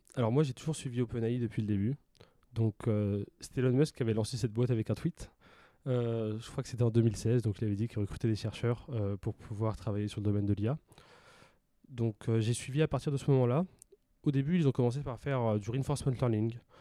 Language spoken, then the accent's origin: French; Pontivy, Brittany, France; moved away as an adult; also born or lived in Rennes; now in Marseille, France; J'ai grandi en Bretagne, euh, donc euh, pendant 18 ans, j'ai grandi à Pontivy, qui est une petite ville dans centre de la Bretagne